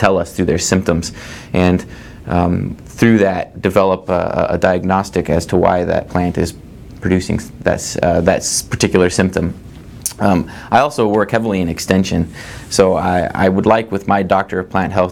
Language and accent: English; Lindsay, Nebraska, United States; also born or lived in Lincoln, Nebraska; I'm originally from Nebraska, a small town in Nebraska called Lindsay, which is a couple hours away from Lincoln. I came to Lincoln after I graduated high school